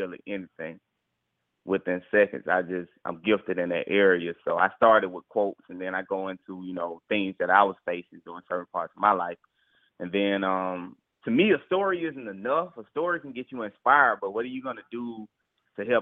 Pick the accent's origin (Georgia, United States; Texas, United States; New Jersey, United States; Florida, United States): Georgia, United States; Atlanta; I was born and raised in Atlanta, Georgia